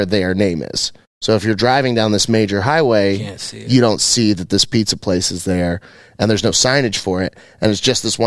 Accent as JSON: {"language": "English", "town": "Dallas", "region": "Texas", "country": "United States", "said": "We're from Dallas"}